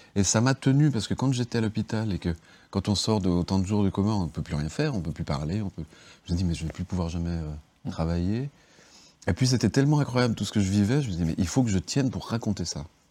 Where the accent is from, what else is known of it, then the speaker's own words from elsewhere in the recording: Geneva, Switzerland; also born or lived in Bardonnex; moi je suis de Genève